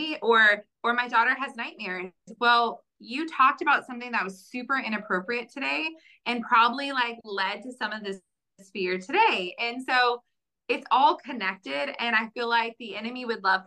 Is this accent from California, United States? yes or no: yes; Bay Area, California, United States; I am also from the Bay Area